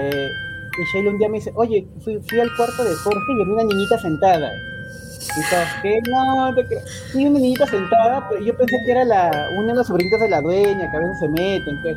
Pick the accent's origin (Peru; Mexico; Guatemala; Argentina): Peru; lo que hacíamos, como buenos peruanos, había que sobrevivir y hacíamos nuestras ollas comunes